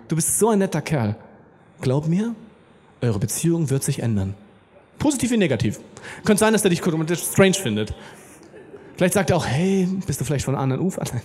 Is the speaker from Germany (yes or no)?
yes; Germany; wir sind Deutsche